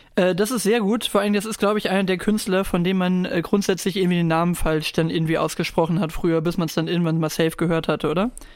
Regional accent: Germany; heißen wir halt äh, Deutsche

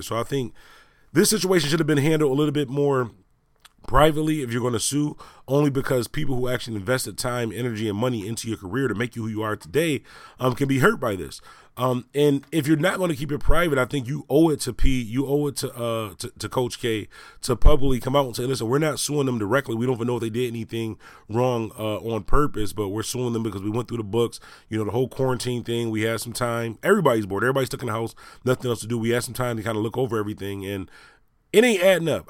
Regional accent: Buffalo, New York, United States; I'm from Buffalo, New York

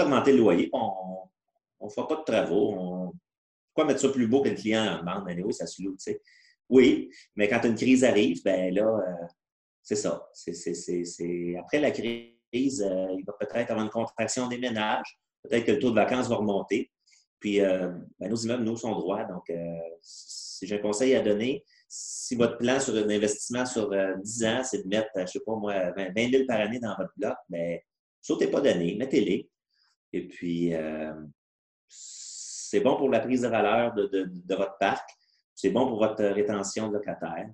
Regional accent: Granby, Quebec, Canada; depuis qu'on est au monde, en fait, là, euh, on vient de la région de Granby

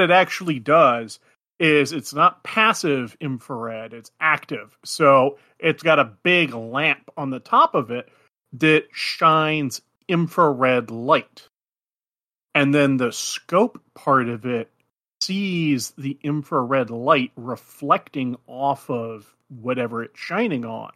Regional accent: Alaska, United States; moved away; I was living up in the wilds of Alaska in a very tiny Athabaskan fishing village at the time

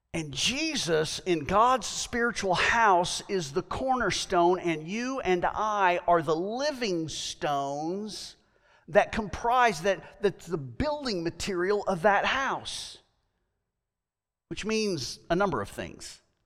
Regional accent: United States; I am American

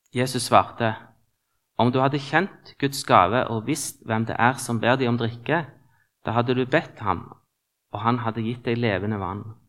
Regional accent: Stavanger, Rogaland, Norway; moved away as an adult; now in Trondheim, Norway; Jeg er født og oppvokst i Stavanger, 47 år. Har bodd ca. halve livet i Trondheim

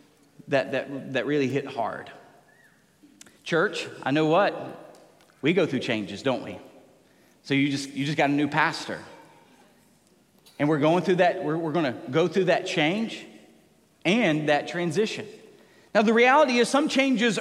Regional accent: Tennessee, United States; moved away; growing up in Tennessee

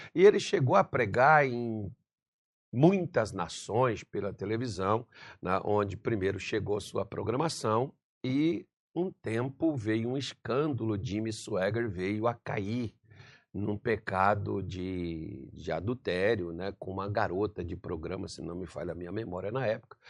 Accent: Brasília de Minas, Minas Gerais, Brazil; moved away; quando era criança, lá em Minas Gerais, na mercearia do seu Vital, na, onde eu vivia, Brasília de Minas

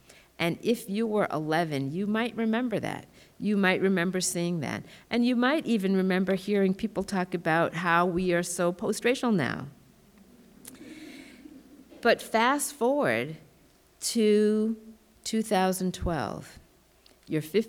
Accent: Massachusetts, United States; also born or lived in Tallahassee, Florida; So they moved to Massachusetts. I grew up in Massachusetts.

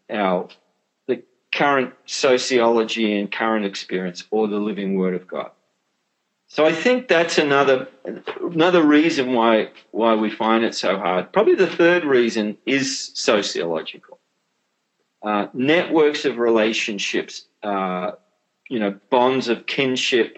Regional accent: Australia; as an Australian

